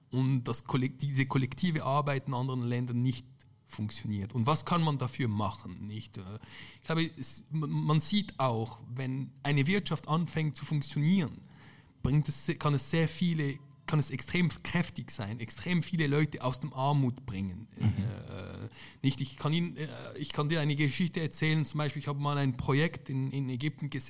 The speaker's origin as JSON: {"language": "German", "country": "Lebanon", "said": "Andererseits ich komme ja auch aus Libanon und dort ist es praktisch das Gegenbeispiel."}